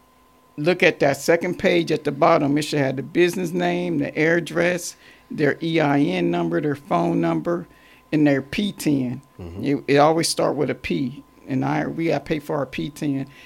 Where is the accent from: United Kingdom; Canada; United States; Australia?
United States; Warren, Ohio; now in Columbus, United States; I'm originally from Warren, Ohio, 45 minutes north of Cleveland, Ohio. And I moved to Columbus, Ohio